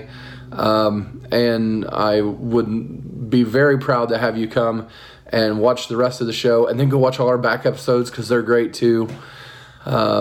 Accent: Muncie, Indiana, United States; I grew up in Muncie also

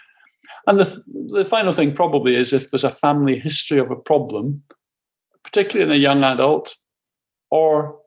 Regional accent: Glasgow, Scotland, United Kingdom; I'm Glaswegian, there we live in deep-fried Mars bars and McDonald's

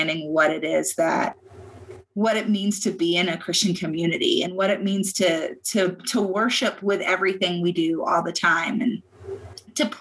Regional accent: Virginia, United States; moved away as an adult; now in Arizona, United States; I am originally from Virginia

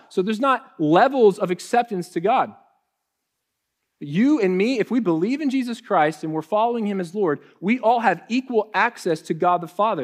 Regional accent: Ohio, United States; moved away as an adult; now in Texas, United States; When I first moved to Texas, um, you know, I, we're from Ohio.

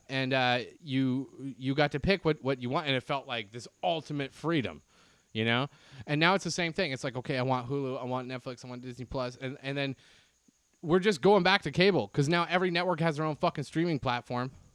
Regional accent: Canada; now in United States; me as a Canadian here in the U S

